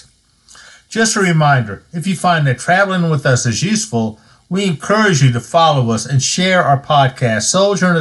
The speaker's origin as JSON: {"language": "English", "region": "Missouri", "country": "United States", "tie": "born or raised there", "moved": "yes", "said": "as a youth, I grew up in Missouri"}